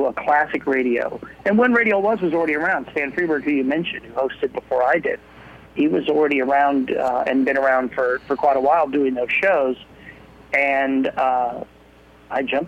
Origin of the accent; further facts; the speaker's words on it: Illinois, United States; moved away; also born or lived in Colorado / Boise, Idaho; I started as a kid growing up in Illinois